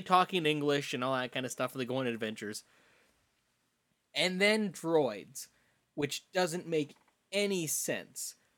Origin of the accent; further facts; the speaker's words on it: Saskatoon, Saskatchewan, Canada; I grew up in Saskatoon